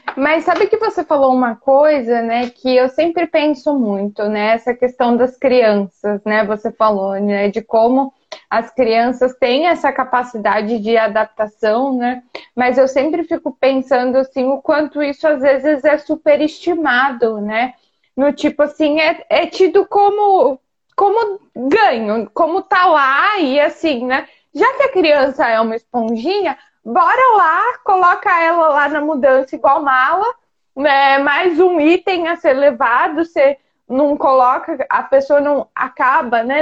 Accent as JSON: {"language": "Portuguese", "country": "Brazil", "moved": "yes", "lives_now": "France", "said": "não só nós que somos brasileiros"}